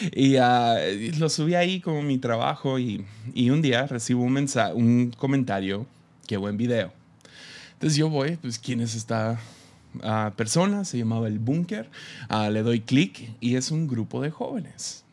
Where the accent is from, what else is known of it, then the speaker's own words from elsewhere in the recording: Tepic, Nayarit, Mexico; Somos de Tepic. Ah, nosotros aquí en Tepic, ah, usualmente no viajamos